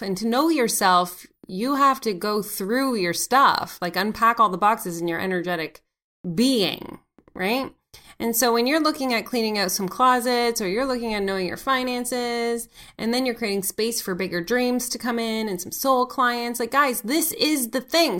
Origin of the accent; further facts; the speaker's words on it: Canada; C A is for Canada 'cause I'm Canadian